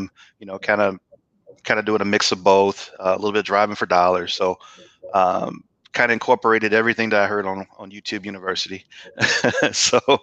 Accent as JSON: {"language": "English", "town": "St. Louis", "region": "Missouri", "country": "United States", "moved": "as an adult", "lives_now": "Atlanta, United States", "said": "I'm originally from St. Louis, Missouri. Actually, moved to Atlanta in 2013"}